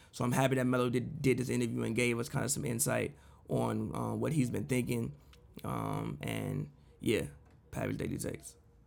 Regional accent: Chicago, Illinois, United States; moved away; I'm from Chicago

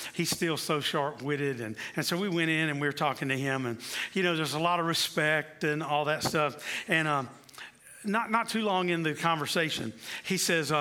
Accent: South Carolina, United States; moved away; also born or lived in Kansas City; growing up in the Church of the Nazarene in South Carolina

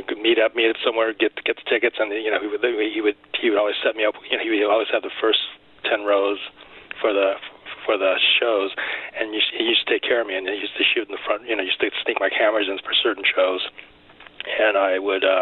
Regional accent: Los Angeles, California, United States; I was born in L.A., so American-born Chinese. So yeah, I'm one of the few that actually born and lived in L.A.

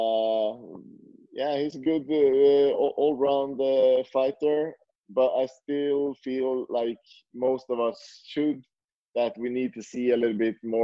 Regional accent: Sweden; now in Norway; I'm from Sweden, so I lived in Sweden before, and I moved to Norway.

